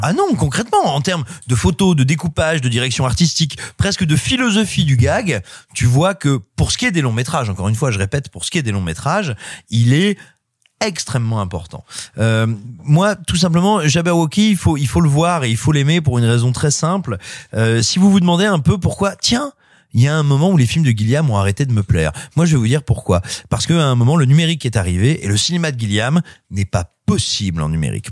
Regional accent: France; j'ai grandi, j'ai grandi tout près de Malicorne, qui est un petit village à nul autre pareil.

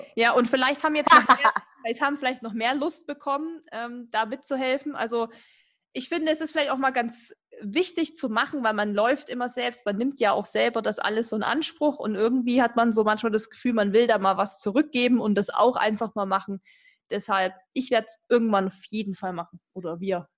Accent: Erzgebirge, Saxony, Germany; ich komme ja aus dem Erzgebirge

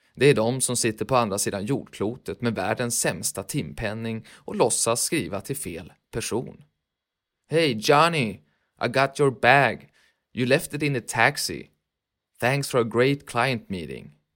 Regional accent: Sweden; där vi växte upp i världsmetropoler som Falköping, Timrå, Söderhamn

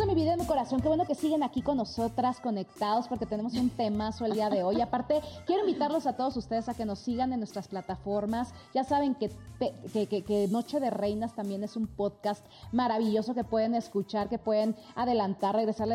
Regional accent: Mexico; muchos mexicanos más que nos honran

